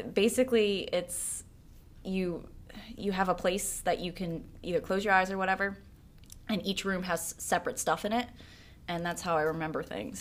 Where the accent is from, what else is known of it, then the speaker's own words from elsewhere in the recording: Pike Township, Pennsylvania, United States; also born or lived in Pottstown; I grew up in Pike Township, which is in Berks County, uh, specifically the Hill Church area. and I actually still reside there